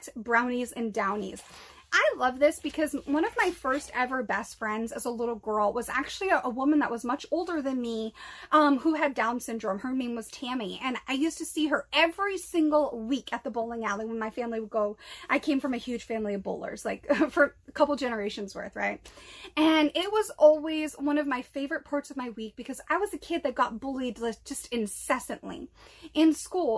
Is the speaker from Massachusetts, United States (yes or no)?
yes; Massachusetts, United States; I grew up in Massachusetts